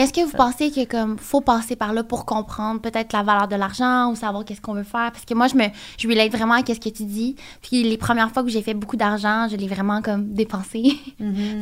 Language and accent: French; Trois-Rivières, Quebec, Canada; moved away; je viens de Trois-Rivières. Puis toutes mes amies de Trois-Rivières, ils ont des enfants